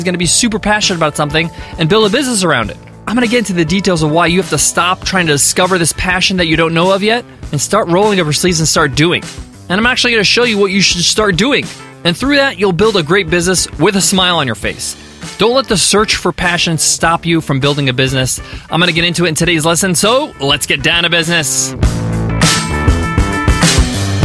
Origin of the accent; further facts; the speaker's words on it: United States; My parents immigrated from Egypt to America, and I was born here in the States